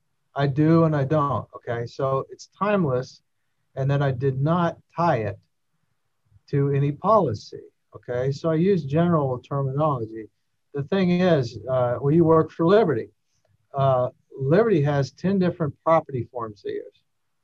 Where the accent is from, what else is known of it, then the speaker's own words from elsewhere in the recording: Kentucky, United States; I'm from Kentucky